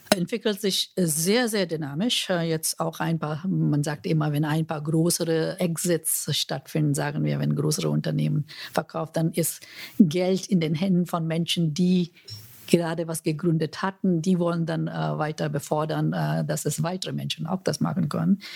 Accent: India; German is a second language; now in Germany; Ich komme ja aus Indien

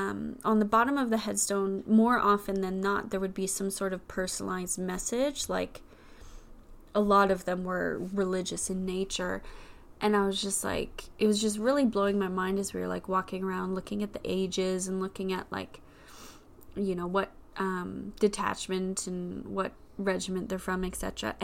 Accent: Saskatchewan, Canada; my hometown in Saskatchewan

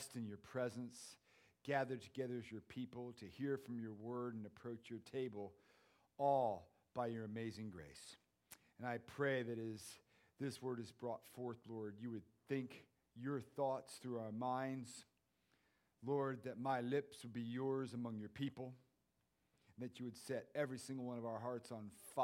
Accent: United States; I'm an American.

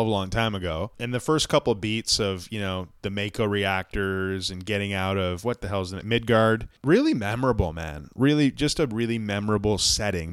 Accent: Ontario, Canada; I'm from Ontario

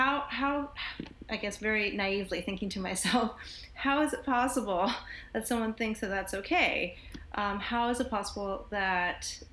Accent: United States; moved away as an adult; also born or lived in Connecticut / Nebraska / Northeast US; now in Charleston, United States; I grew up in Connecticut and in Nebraska

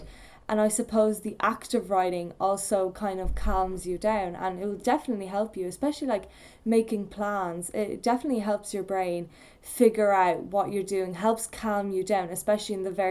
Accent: Poland; now in Ireland; I come from Poland

